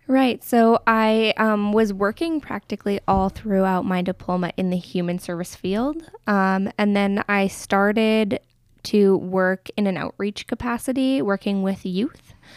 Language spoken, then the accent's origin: English; Medicine Hat, Alberta, Canada; also born or lived in Crowsnest Pass; I have mostly been raised in Medicine Hat